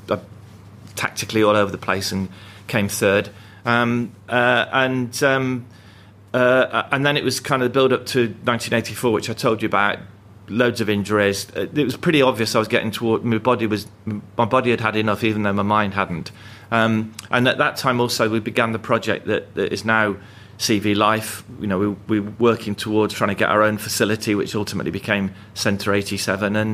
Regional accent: Coventry, West Midlands, United Kingdom; it's a different city to the one I grew up

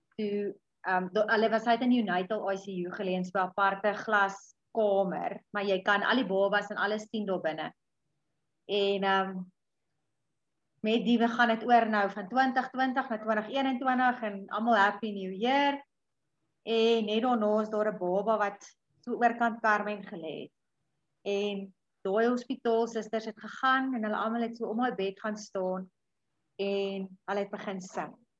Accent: a small town just outside Pietersburg, Limpopo, South Africa; groot geword op 'n dorpie net so buite Pietersburg

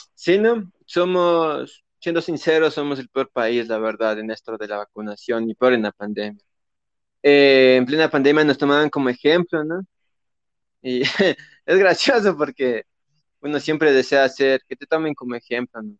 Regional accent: Ecuador; somos ecuatorianos

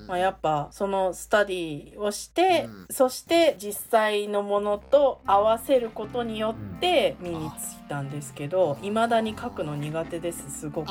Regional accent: Japan; born or raised there; moved away as an adult; now in South Korea

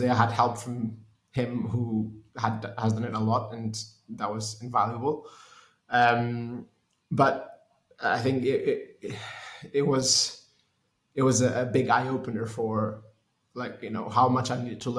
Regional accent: Lisbon, Portugal; moved away as an adult; also born or lived in United Kingdom; I'm from Portugal. I grew up in Lisbon, moved to the UK to study engineering

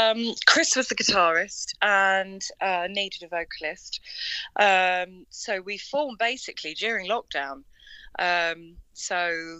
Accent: Tollesbury, East of England, United Kingdom; And then I'm from Tollesbury. So we're kind of spread about, but we all, get together in Colchester and do rehearsals.

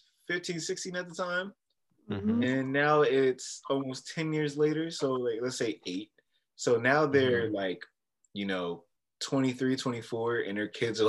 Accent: York, Pennsylvania, United States; I live in York. So we're all from York.

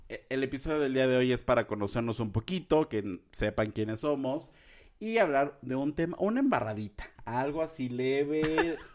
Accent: Puebla, Mexico; Bueno, yo soy poblano, aquí el señor es jalapeño.

